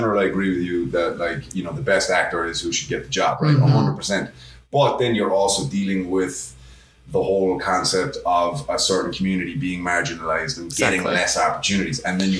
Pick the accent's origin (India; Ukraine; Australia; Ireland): Ireland; Cork, Munster; also born or lived in New York; I was born in New York, but I moved back to Ireland when I was pretty young